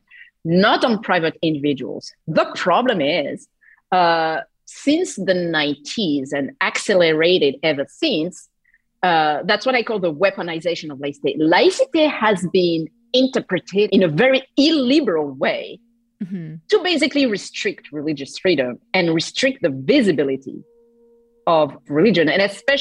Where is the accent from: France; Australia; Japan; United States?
France